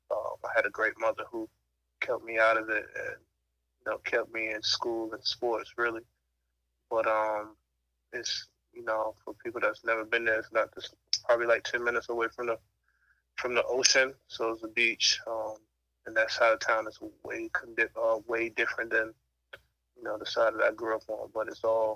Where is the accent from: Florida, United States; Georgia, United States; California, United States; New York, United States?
Florida, United States; Fort Lauderdale; Well, I'm from Fort Lauderdale, Florida. And what it's like growing up there, it's a typical inner city. I grew up in a neighborhood where it's a lot of, you know, violence and you know, drugs and stuff like that you might see.